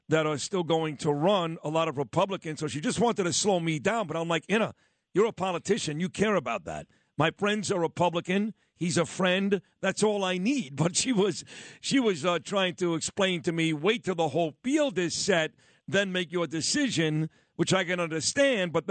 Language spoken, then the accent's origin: English; New York City, New York, United States; my old uh, stomping grounds where I grew up on East 22nd and Quentin Road. She's got all of it: the Midwood section, Sheepshead Bay, Coney Island, Gravesend.